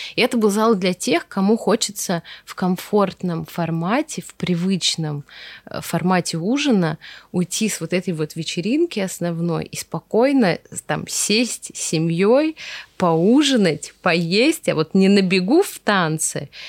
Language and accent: Russian; Veliky Novgorod, Novgorod Oblast, Russia; я из Великого Новгорода, и нас выводили с новгородскими художниками все эти наши старинные церкви там зарисовывать